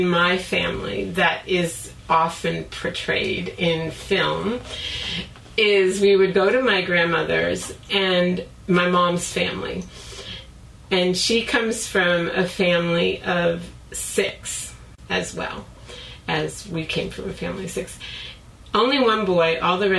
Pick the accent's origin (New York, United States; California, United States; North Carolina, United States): New York, United States; Long Island; moved away; also born or lived in Brooklyn, New York; I was born in Brooklyn. And then when I was three, my dad bought a house on Long Island